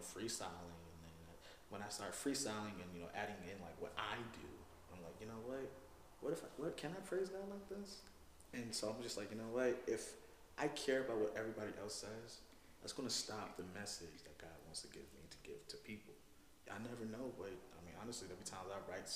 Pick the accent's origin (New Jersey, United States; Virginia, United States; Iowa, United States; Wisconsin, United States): Virginia, United States; I'm from Virginia